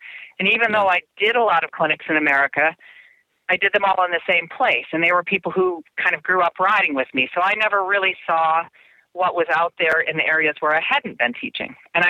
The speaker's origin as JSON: {"language": "English", "country": "Germany", "tie": "born or raised there", "moved": "yes", "said": "remember again, I grew up in Germany. Well, I say I grew up, I never really grew up, but I became more mature in Germany."}